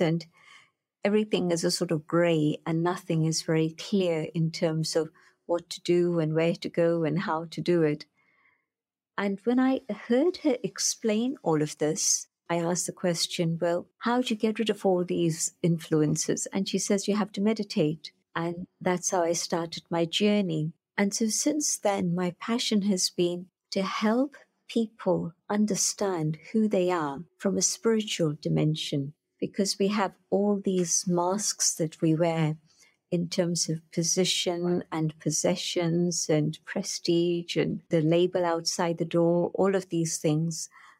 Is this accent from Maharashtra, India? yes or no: yes; Pune, Maharashtra, India; I went knocking on the door of Dadi Janki, who later came to London, but she was there resident in my hometown of Pune.